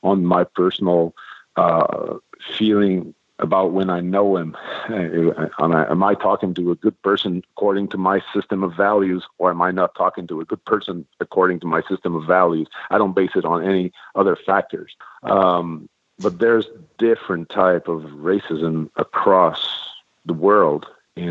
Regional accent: Quebec, Canada; first language French; English is a second language; French is my first language, but I'm Canadian. I'm Canadian. I'm French Canadian. I'm Quebecois.

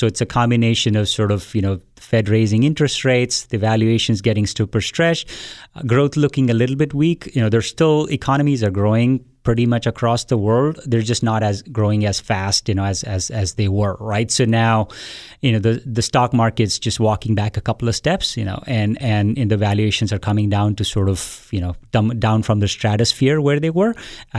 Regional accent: India; So I was born and raised in India. I went to school there

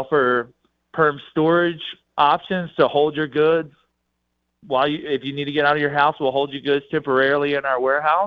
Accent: the South, United States; now in Colorado, United States; I am from the South

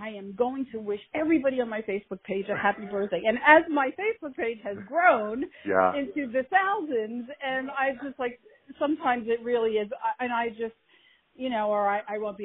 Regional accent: Philadelphia, Pennsylvania, United States; moved away; I grew up in Philadelphia

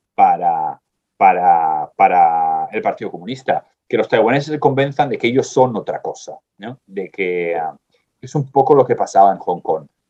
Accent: Spain; soy español

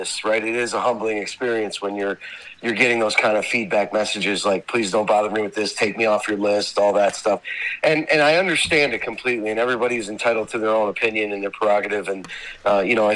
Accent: Scranton, Pennsylvania, United States; also born or lived in Cleveland, Ohio; I was born in Cleveland, Ohio. You know, I lived in Cleveland until I was almost three, and then my family moved to Scranton, PA

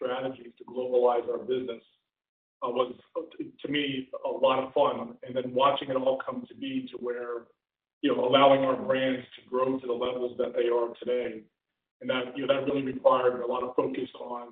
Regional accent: Philadelphia, Pennsylvania, United States; moved away; also born or lived in Chicago area; I'm originally from the Philadelphia area. I also lived outside of Chicago for about 4 years.

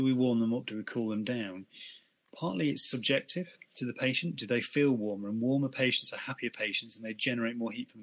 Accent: United Kingdom; Being very British

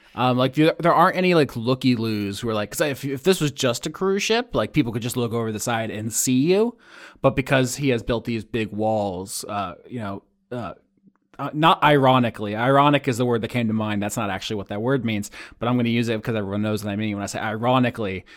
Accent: Florida, United States; growing up in Florida

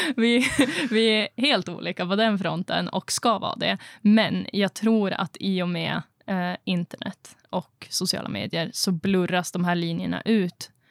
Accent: Östersund, Jämtland, Sweden; moved away as an adult; also born or lived in Norrbotten; now in Piteå, Sweden; jag är ju uppvuxen i Östersund

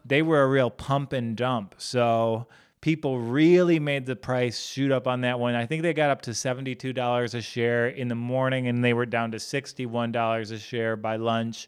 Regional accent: United States; I'm an American.

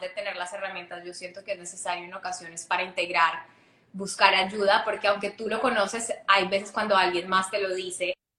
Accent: Ibagué, Tolima, Colombia; yo crecí en Colombia, en una ciudad que se llama Ibagué

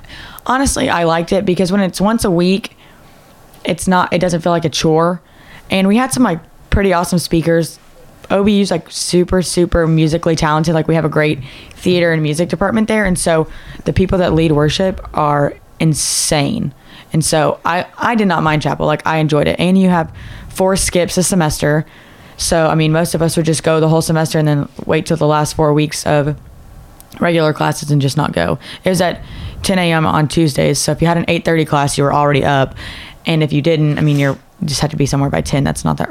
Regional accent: Decatur, Texas, United States; Decatur, Texas. It's like an hour-ish, like 45 minutes, an hour northwest of Dallas-Fort Worth area.

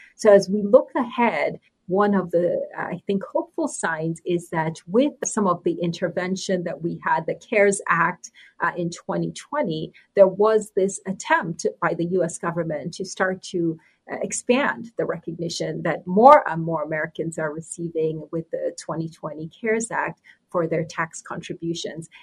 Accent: Nigeria; moved away; also born or lived in New York City, United States; I was born in New York City and grew up in Nigeria.

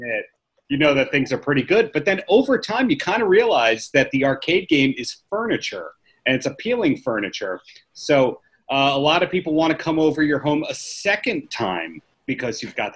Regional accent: New York, United States; a New Yorker

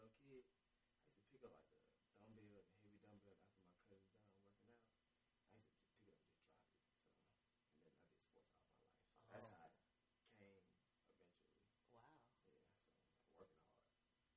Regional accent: Atlanta, Georgia, United States; born or raised there; also born or lived in Brooklyn, New York / Panama (ancestry)

